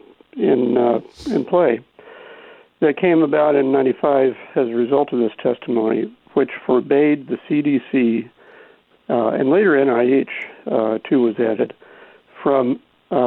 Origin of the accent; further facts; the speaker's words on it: the Ozarks of Missouri, United States; moved away as an adult; now in New York, United States; I grew up in the Ozarks of Missouri, rural suburban lifestyle